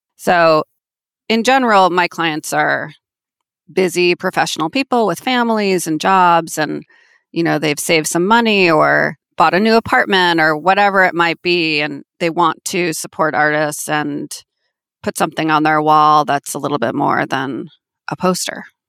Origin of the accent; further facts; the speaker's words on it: Manhasset, New York, United States; now in Manhattan, United States; I am from Manhasset, which is a town on Long Island in Nassau County